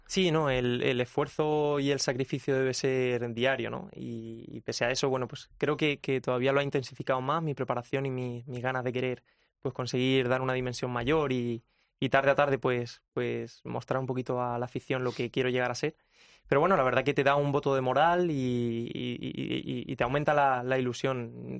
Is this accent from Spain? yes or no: yes; Ayora, Valencian Community, Spain; also born or lived in Albacete; me he criado en, Ayora, en mi pueblo, desde bien pequeñito